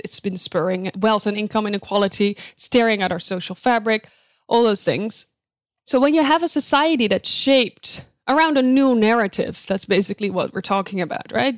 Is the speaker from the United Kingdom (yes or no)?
no; Netherlands; moved away as an adult; now in United States; I was born and raised in the Netherlands